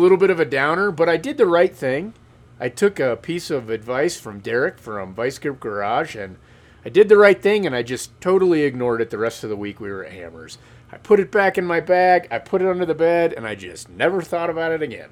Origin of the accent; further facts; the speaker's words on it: Kansas, United States; I'm from Kansas